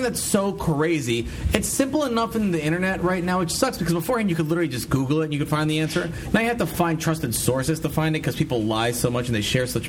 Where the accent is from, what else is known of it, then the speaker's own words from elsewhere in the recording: United States; I'm an American.